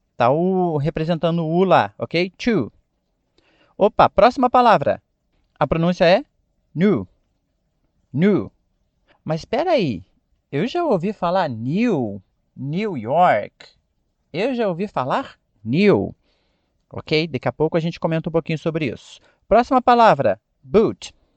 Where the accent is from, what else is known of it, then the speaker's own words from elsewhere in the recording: Brazil; nós, como brasileiros, falantes do português